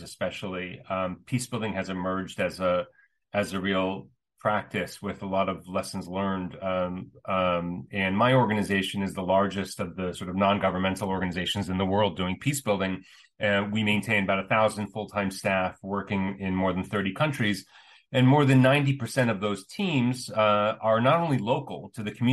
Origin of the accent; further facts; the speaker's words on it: United States; I grew up in the States as the son of immigrants